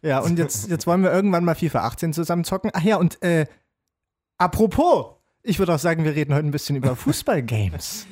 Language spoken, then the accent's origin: German; Jena, Thuringia, Germany; Ich komme ja aus Jena